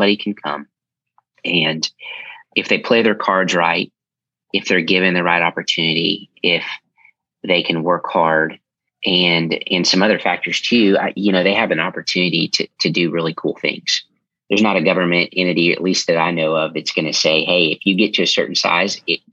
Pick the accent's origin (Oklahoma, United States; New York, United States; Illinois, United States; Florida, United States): Oklahoma, United States; Tulsa; moved away as an adult; also born or lived in South Carolina; now in Dallas, United States; I'm from Tulsa, Oklahoma. Born and raised and grew up there